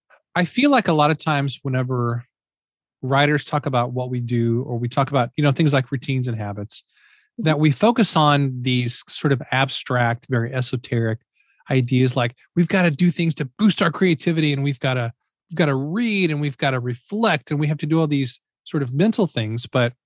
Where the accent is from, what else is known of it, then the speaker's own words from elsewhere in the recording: Midwest, United States; And, you know, since we're both from the Midwest, you know, we're recording this beginning of July.